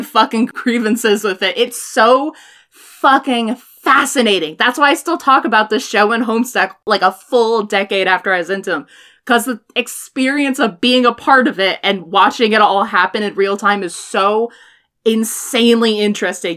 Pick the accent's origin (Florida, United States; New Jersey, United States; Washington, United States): Washington, United States; I'm from Washington. Everybody here watches Supernatural